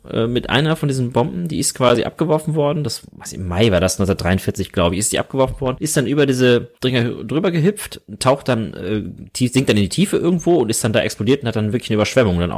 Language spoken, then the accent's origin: German; North Rhine-Westphalia, Germany; ich komme aus dem Sauerland ursprünglich und für mich ist so in meiner Kindheit eine, zwei Sachen so hängen geblieben zum Thema Staudamm. Ich komme halt äh, aus der Nähe von der Hennetalsperre